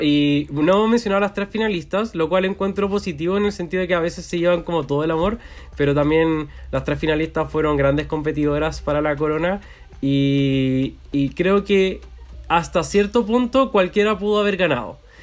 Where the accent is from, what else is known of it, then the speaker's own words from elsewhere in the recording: Chile; soy chileno